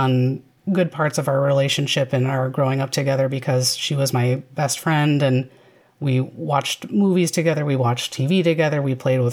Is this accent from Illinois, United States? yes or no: yes; Chicago, Illinois, United States; I grew up in the Chicagoland area.